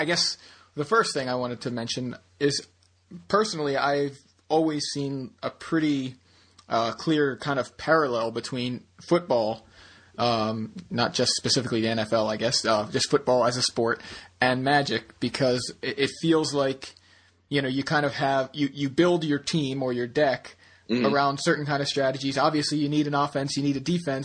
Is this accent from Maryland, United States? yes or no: yes; Baltimore, Maryland, United States; we're from Baltimore